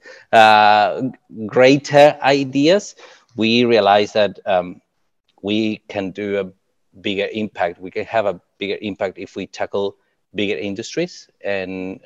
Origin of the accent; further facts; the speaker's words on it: Uruguay; now in New Zealand; I'm from Uruguay